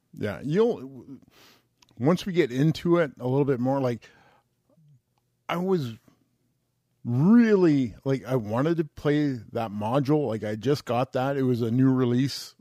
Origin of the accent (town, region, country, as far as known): Canada